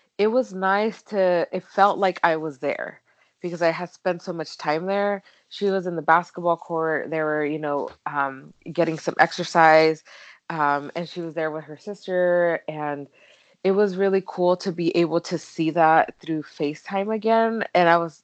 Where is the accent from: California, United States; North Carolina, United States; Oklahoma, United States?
California, United States; moved away as an adult; also born or lived in Mexico; now in Phoenix, United States; I've lived in California pretty much all of my life